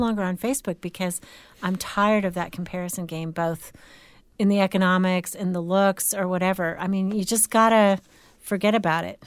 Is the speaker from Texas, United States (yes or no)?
no; California, United States; moved away; growing up in California